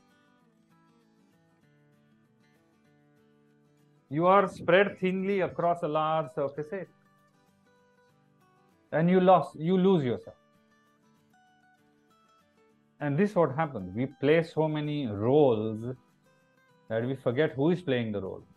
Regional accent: India; as an Indian citizen.

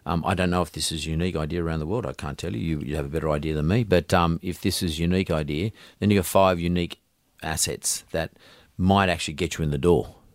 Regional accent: Sydney, New South Wales, Australia; I'm Aussie, I'm from Sydney

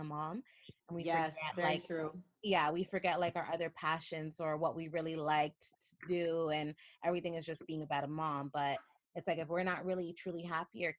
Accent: Toronto, Ontario, Canada; moved away as an adult; I grew up in Toronto, love Toronto

